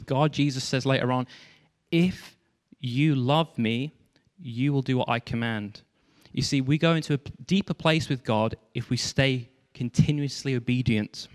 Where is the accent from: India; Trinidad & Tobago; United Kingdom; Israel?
United Kingdom; Stafford, West Midlands; moved away; I came back to my hometown, Stafford